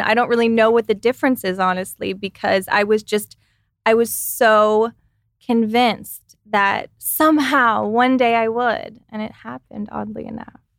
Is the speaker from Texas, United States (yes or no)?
yes; Texas, United States; now in California, United States; I come from Texas